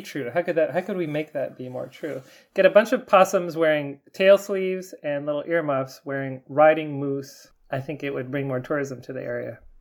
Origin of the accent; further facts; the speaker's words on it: Tennessee, United States; Where I grew up in Tennessee